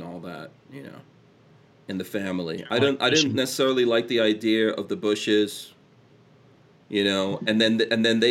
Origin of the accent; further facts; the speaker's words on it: Guyana; now in United States; I was born in Guyana